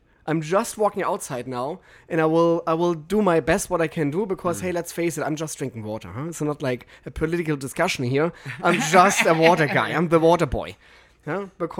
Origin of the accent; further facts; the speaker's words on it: Germany; now in Los Angeles, United States; I'm from Germany